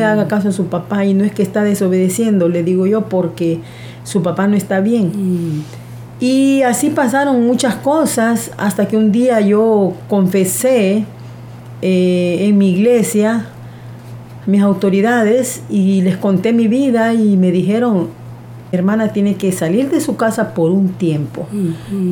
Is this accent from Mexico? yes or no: no; Honduras; soy de Honduras, vivo en un pueblo no tan grande, se llama La Lima